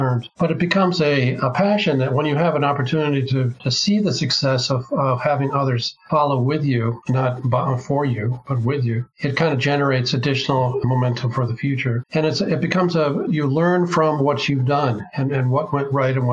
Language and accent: English; Bay Area of California, United States; I was raised in the Bay Area of California